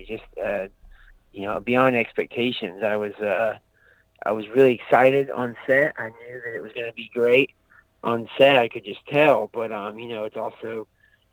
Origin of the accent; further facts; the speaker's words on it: Aiken, South Carolina, United States; I'm from Aiken, South Carolina, and it's a small town near Augusta, Georgia